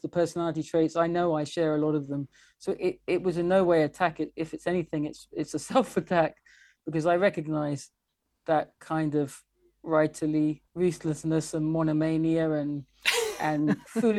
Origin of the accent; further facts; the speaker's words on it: England, United Kingdom; I am English and I love England